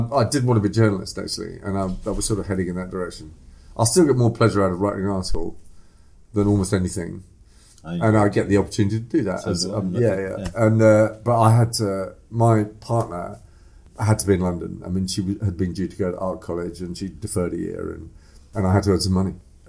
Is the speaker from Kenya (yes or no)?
yes; East Africa, Kenya; also born or lived in England; I was born in England. But I was brought up in East Africa.